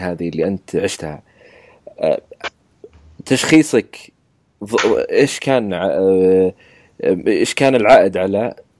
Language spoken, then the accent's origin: Arabic; Saudi Arabia; عندنا بالسعوديه